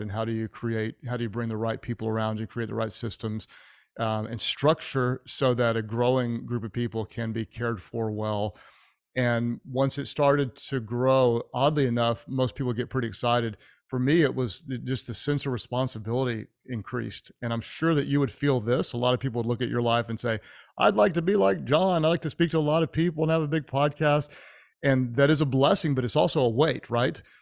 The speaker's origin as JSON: {"language": "English", "town": "Houston", "region": "Texas", "country": "United States", "tie": "born or raised there", "moved": "yes", "lives_now": "Oklahoma City, United States", "said": "I was born in Houston"}